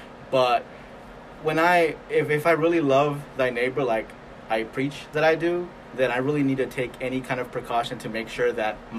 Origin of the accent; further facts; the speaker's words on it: Springdale, Arkansas, United States; And I'm from Springdale, just like you, Manny, and here we have the highest number of cases, right?